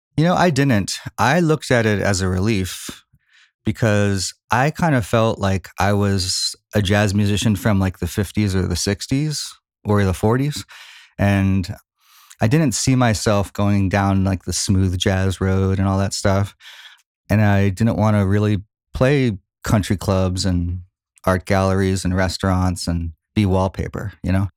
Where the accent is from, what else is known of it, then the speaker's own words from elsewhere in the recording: Philadelphia, Pennsylvania, United States; moved away as an adult; also born or lived in Norristown, Pennsylvania / Plymouth Meeting, Pennsylvania / Boston; now in Los Angeles, United States; I'm an East Coast guy. Grew up in Philly